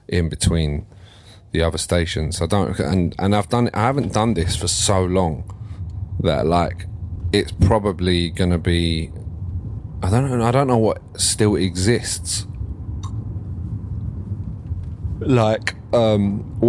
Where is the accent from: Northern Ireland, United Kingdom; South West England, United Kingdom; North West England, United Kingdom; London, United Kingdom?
London, United Kingdom; Ilford; growing up in Ilford